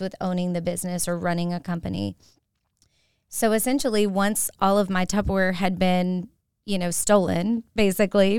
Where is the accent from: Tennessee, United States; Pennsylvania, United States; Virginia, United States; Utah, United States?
Tennessee, United States; Manchester; now in Augusta, United States; I was raised up in Middle Tennessee in a town nobody's ever heard